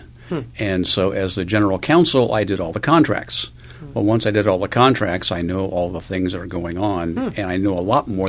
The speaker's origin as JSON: {"language": "English", "town": "Los Angeles", "region": "California", "country": "United States", "tie": "born or raised there", "also_born_or_lived": "Long Beach", "moved": "as an adult", "lives_now": "San Diego, United States", "said": "Actually, my parents moved to Long Beach shortly after I was born, and I grew up mostly in Los Angeles."}